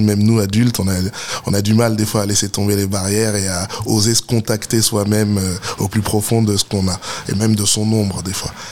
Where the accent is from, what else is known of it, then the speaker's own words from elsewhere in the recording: Stains, Île-de-France, France; j'ai grandi à Stein dans le 93, euh, juste à côté de Saint-Denis